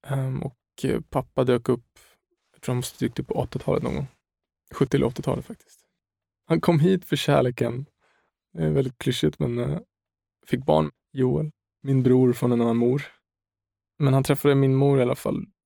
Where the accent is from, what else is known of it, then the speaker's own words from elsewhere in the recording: Stockholm, Stockholm County, Sweden; also born or lived in Umeå; jag växte upp i Högdalen mm. i Stockholm, sen tog vi en avstickare på två år i Umeå när jag var till 67, 8 år någonting.